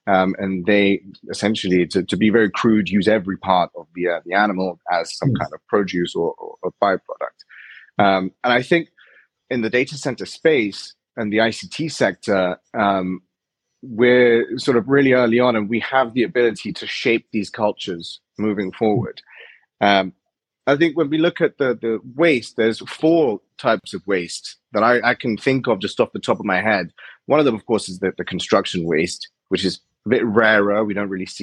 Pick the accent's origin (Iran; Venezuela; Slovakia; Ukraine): Iran; I'm from Iran